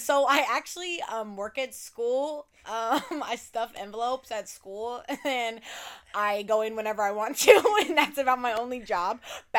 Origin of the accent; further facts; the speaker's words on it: Portland, Oregon, United States; moved away as an adult; now in California, United States; grew up in Portland, Catholic school, all 12 years, baby.